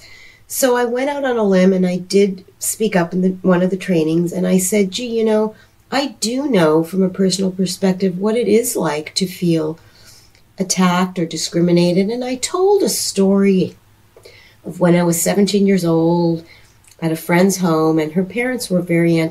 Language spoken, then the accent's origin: English; Toronto, Ontario, Canada; also born or lived in Seattle; now in Charlotte, United States; I was born and raised in Toronto, Canada